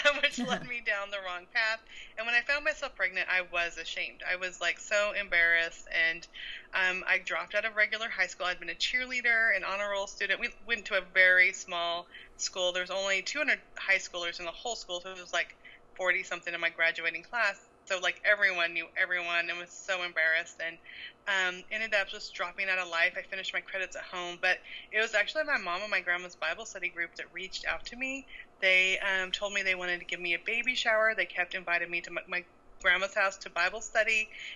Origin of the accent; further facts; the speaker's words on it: California, United States; also born or lived in Montana; now in Little Rock, United States; I grew up in California. Then we lived in Montana for 15 years